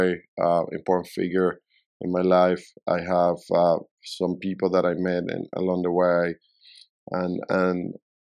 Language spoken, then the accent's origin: English; Puerto La Cruz, Anzoátegui, Venezuela; moved away as an adult; also born or lived in Caracas, Venezuela; now in Miami, United States; Caracas, and then I grew up in another city called Puerto La Cruz, which is by the coast.